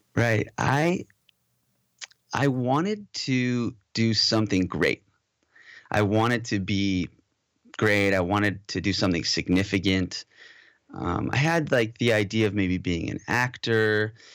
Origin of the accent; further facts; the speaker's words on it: Southern California, United States; also born or lived in Modesto, California / Moorpark, California / Valencia, California / Los Angeles, California; I think I was, like, maybe two when we moved to Southern California. So, pretty much, you know, born and raised in California and raised mostly in Southern California